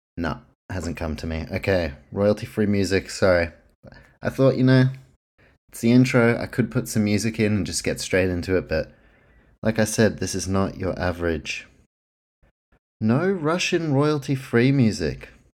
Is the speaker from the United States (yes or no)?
no; New Zealand; now in Australia; If you can't tell by my accent, this podcast, based in Australia, my home, New Zealand, that's where I'm from.